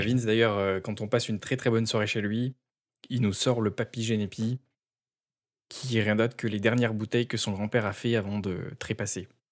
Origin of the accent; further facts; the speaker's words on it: south of France, France; now in Quebec, Canada; en tant que sudiste